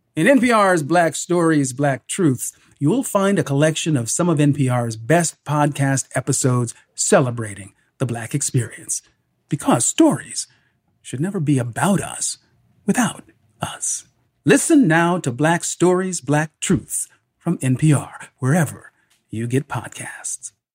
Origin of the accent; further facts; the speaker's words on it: Northern California, United States; as a young black kid growing up in Northern California